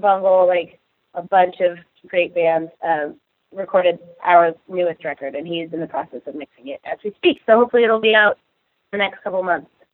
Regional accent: Seattle, Washington, United States; we're all from Seattle. Like we're all pretty much from here

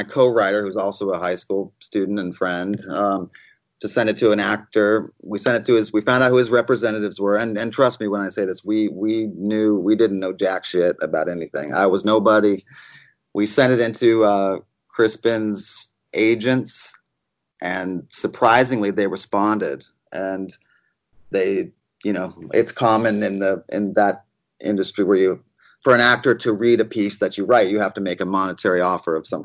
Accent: Arizona, United States; also born or lived in Germany / Los Angeles; Arizona where I'm from, and that's where I'm at right now. I was born in Germany, but we ended up in Arizona at a pretty young age

